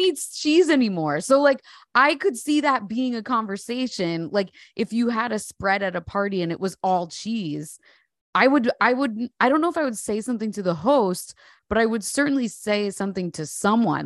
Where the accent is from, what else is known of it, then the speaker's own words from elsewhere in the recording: New Jersey, United States; I'm definitely visibly and palpably Jersey